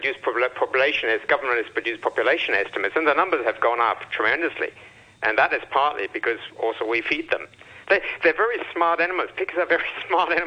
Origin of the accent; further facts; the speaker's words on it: Germany; now in Hong Kong; I'm from Germany.